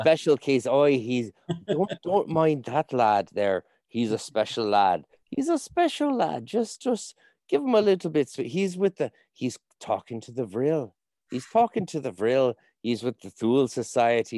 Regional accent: Vancouver, British Columbia, Canada; I'm from Vancouver

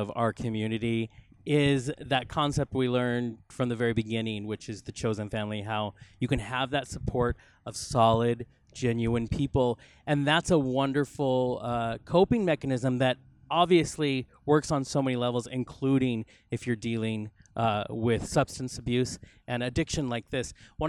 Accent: Spokane, Washington, United States; now in Los Angeles, United States; you know, we mentioned earlier we came from Spokane. Well, LA, of course, is 20 times larger.

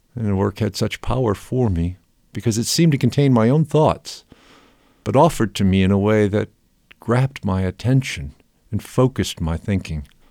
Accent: Rockford, Illinois, United States; my hometown of Rockford, Illinois

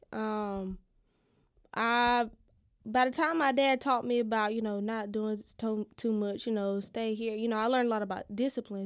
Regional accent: Fairmont, North Carolina, United States; moved away as an adult; now in Lumberton, United States; I'm originally from Fairmont, but I moved to Lumberton a couple years ago

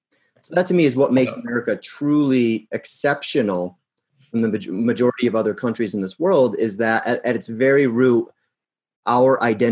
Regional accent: United States; as an American

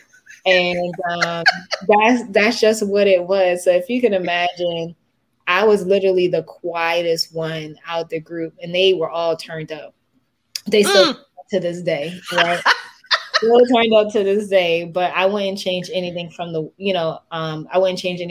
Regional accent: Philadelphia, Pennsylvania, United States; I'm the little brown girl who grew up on just about 26th and Girard

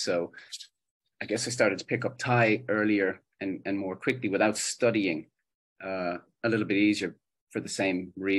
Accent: Ireland; growing up in Ireland, we're watching television from Australia, from the USA a lot, from the UK.

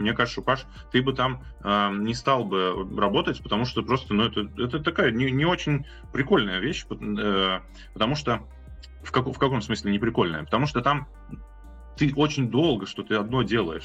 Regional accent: Ulyanovsk, Ulyanovsk Oblast, Russia; я сам тут из Ульяновска

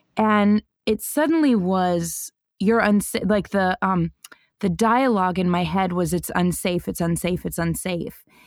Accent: Denver, Colorado, United States; I grew up in Denver, Colorado

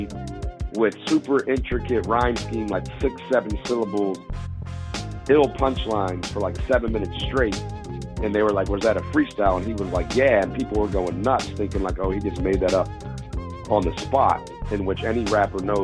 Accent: Pittsburgh, Pennsylvania, United States; I grew up in Pittsburgh.

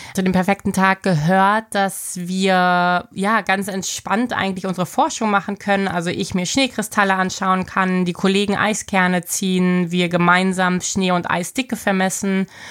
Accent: Berlin, Germany; moved away as an adult; also born or lived in Hamburg; now in Bremerhaven, Germany; ich bin gebürtig aus Berlin, bin da ja geboren und aufgewachsen

